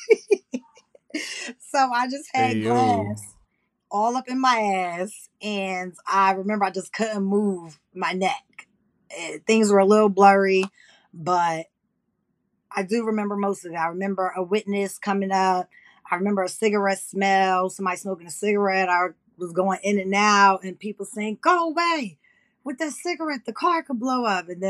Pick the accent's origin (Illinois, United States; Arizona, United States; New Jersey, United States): New Jersey, United States; Plainfield; I am from New Jersey. I'm from Plainfield